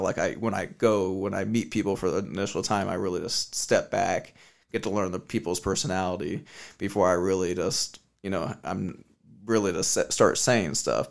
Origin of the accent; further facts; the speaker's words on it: Las Vegas, Nevada, United States; I'm born and raised in Vegas